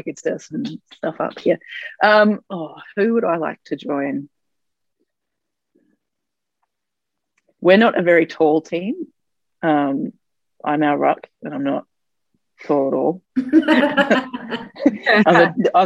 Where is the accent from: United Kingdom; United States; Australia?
Australia; Brisbane, Queensland; now in Melbourne, Australia; I grew up in Brisbane